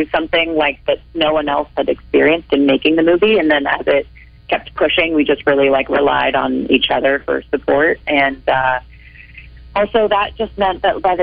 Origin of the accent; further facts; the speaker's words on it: Bay Area, California, United States; moved away as an adult; also born or lived in East Coast; now in Los Angeles, United States; I'm from the Bay Area